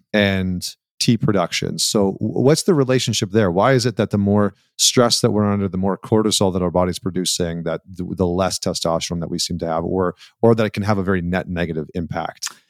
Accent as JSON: {"language": "English", "country": "Canada", "tie": "born or raised there", "said": "I grew up in Canada"}